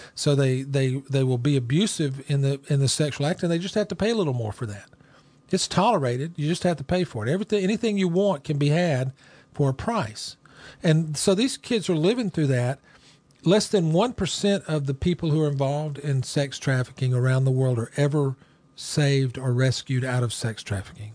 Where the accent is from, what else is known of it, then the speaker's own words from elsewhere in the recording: Rome, Georgia, United States; my hometown. This is where I live